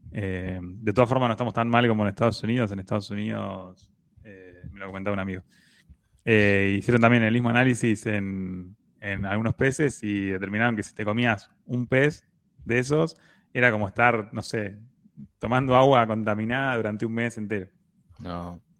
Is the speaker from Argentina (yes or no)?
yes; Argentina; Y somos argentinos, no te olvides.